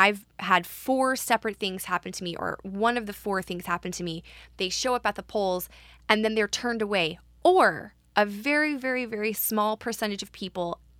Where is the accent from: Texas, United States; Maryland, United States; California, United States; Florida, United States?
Florida, United States; now in New York, United States; I'm from Florida